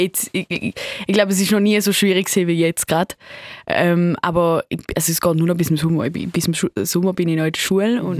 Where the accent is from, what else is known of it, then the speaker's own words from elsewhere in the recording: St. Gallen, Switzerland; accent: Swiss; mein englischer Akzent ist jetzt so ein, ein Mix zwischen so Schweizer Akzent ähm, und irgendwie so amerikanischem